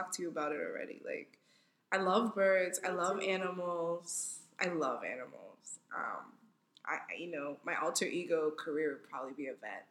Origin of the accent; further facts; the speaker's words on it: United States; I'm African American